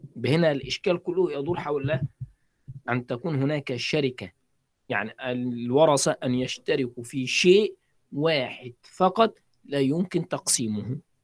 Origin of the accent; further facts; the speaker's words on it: Egypt; عندنا في مصر